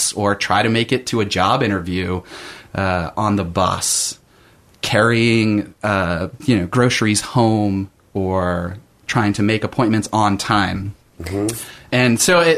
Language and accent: English; Salt Lake City, Utah, United States; also born or lived in St. Louis / Germany / South Africa; now in Portland, United States; I grew up in Salt Lake City, but lived in St. Louis and Germany